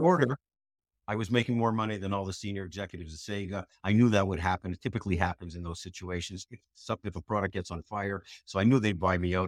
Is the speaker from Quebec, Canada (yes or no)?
yes; Montreal, Quebec, Canada; moved away; I was living in Canada, I grew up in Canada, Montreal